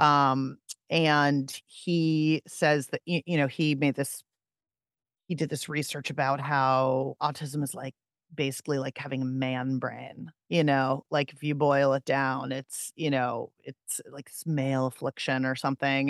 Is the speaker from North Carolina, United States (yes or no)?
no; Pittsburgh, Pennsylvania, United States; I'm from Pittsburgh